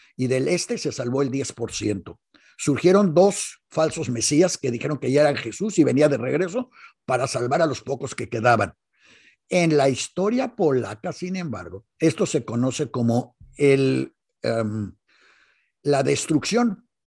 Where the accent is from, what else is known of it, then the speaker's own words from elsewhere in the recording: Mexico; como buenos mexicanos